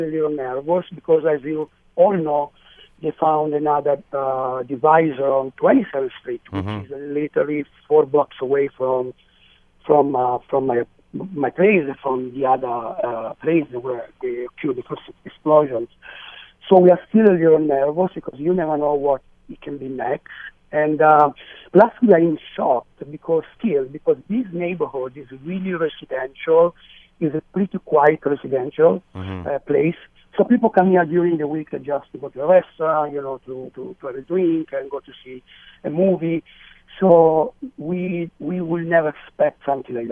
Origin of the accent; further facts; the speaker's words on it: New York City, New York, United States; as a New Yorker